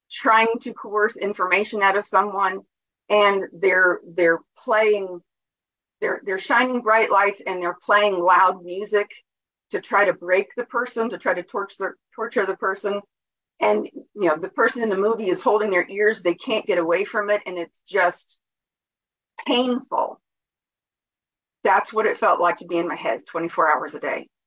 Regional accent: New Jersey, United States; growing up in New Jersey and being surrounded in the tenement houses with um, Italians

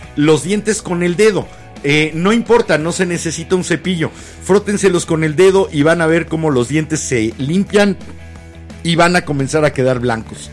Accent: Mexico City, Mexico; De la H Ciudad de México.

